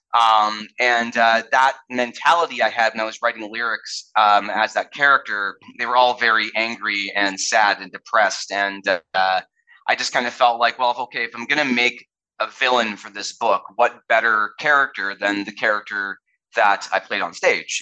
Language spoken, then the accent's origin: English; Canada; also born or lived in United States; I'm a Canadian and an American